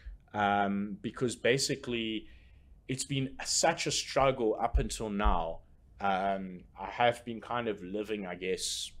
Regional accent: Port Elizabeth, Eastern Cape, South Africa; now in Johannesburg, South Africa; my hometown, Port Elizabeth

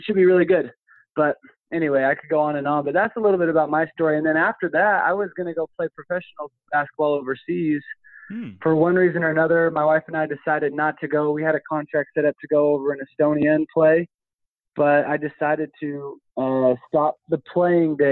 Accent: Orem, Utah, United States; I grew up in Orem, Provo area here in Utah

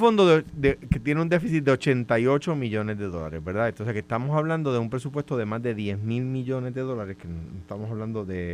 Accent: Coamo, Puerto Rico; mi pueblo

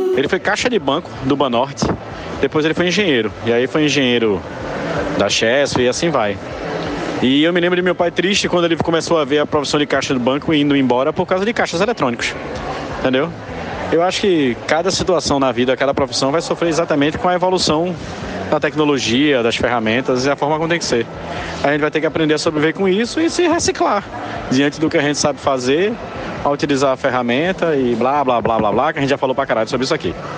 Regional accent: Guadalupe, Piauí, Brazil; eu não sou de Paulo Afonso, tá? Eu sou de Guadalupe, lá no Piauí

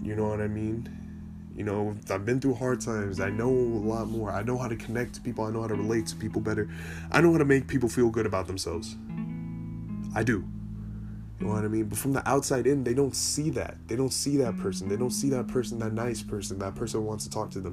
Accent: California, United States; I am from California

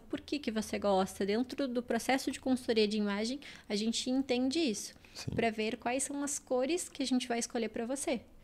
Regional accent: Uruguay; moved away as an adult; eu era uma menina de 19 anos que vim do, do Uruguai, de uma cidade pequena do interior

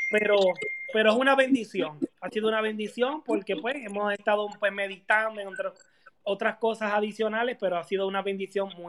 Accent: Río Grande, Puerto Rico; now in Orlando, United States; somos puertorriqueños

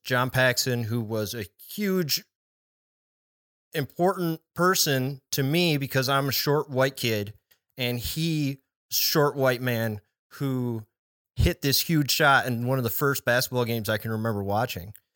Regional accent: Chicago, Illinois, United States; I grew up in the Chicago area

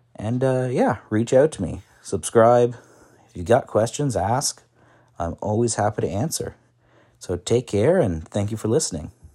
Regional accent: Ottawa, Ontario, Canada; also born or lived in Qatar / China; I am from Canada, uh, Ottawa, born and raised

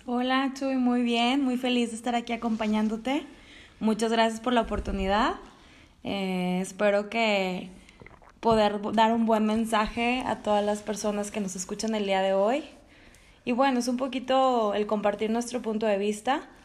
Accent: Monterrey, Nuevo León, Mexico; also born or lived in Spain; soy regia, ya adoptada también, nací en España, pero ya llevo toda mi vida aquí en Monterrey

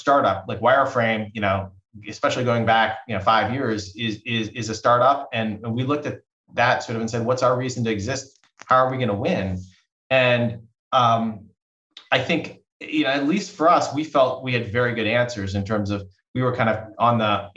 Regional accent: East Coast, United States; now in Bay Area, United States; I grew up on the East Coast and moving out to the Bay Area 23 years ago

